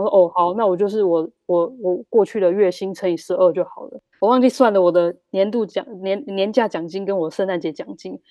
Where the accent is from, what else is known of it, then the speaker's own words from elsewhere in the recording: Taiwan; now in Germany; 我们台湾人比较会忍耐